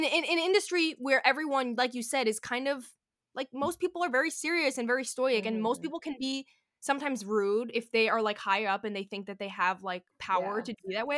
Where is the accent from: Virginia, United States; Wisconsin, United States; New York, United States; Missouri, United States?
New York, United States; I was, like, born and raised in New York